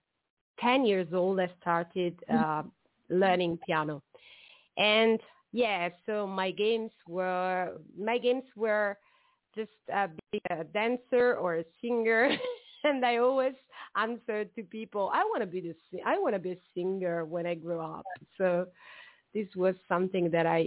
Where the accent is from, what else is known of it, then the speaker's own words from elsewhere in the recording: Southern Italy, Italy; I'm Italian from the South